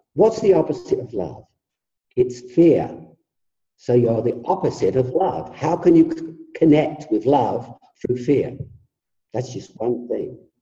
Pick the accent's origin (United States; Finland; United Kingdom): United Kingdom; England; I come from England